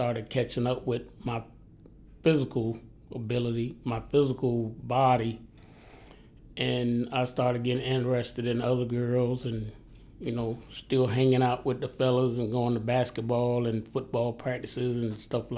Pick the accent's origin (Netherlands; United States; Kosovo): United States; Miami, Florida; also born or lived in Pascagoula, Mississippi / Savannah, Georgia; now in Charleston, United States; whenever I say my hometown, I'm talking about Miami because we only lived in Mississippi for my first year of life.